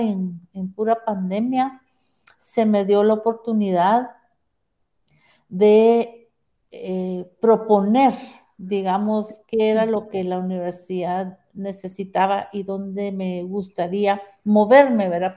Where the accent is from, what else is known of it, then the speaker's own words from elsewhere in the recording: Guatemala; soy de Guatemala, toda mi vida he vivido aquí